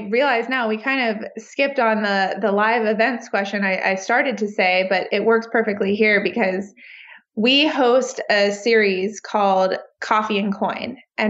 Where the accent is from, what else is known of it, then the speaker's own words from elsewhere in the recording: New York, United States; now in Austin, United States; I mean right next to me because I'm still a New Yorker and that I don't drive.